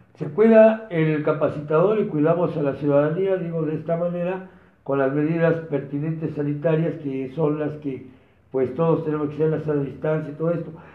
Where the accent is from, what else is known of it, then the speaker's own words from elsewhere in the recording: Mexico; somos nosotros los mexicanos